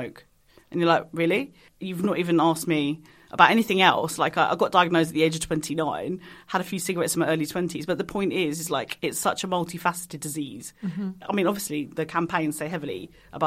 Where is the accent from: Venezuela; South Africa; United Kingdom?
United Kingdom; Kent, South East England; I'm a British Pakistani, so I was born in Kent.